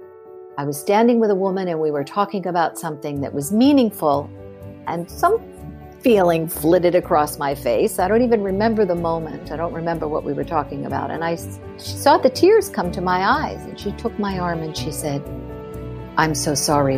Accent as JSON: {"language": "English", "town": "Pittsburgh", "region": "Pennsylvania", "country": "United States", "moved": "yes", "said": "I'm from Pittsburgh"}